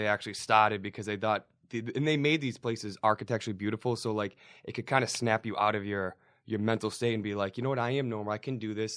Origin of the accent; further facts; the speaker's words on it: Somerville, Massachusetts, United States; I grew up in Somerville